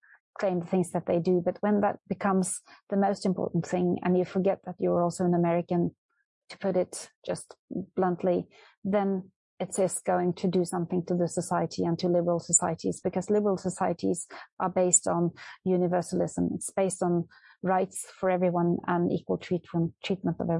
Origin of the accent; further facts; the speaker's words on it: Norway; I was born and raised in Norway